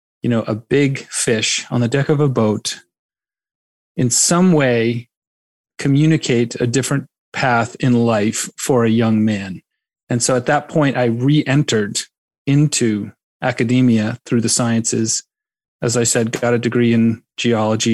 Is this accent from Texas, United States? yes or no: no; Duxbury, Massachusetts, United States; I am originally from the South Shore, a little town called Duxbury, which is on Cape Cod Bay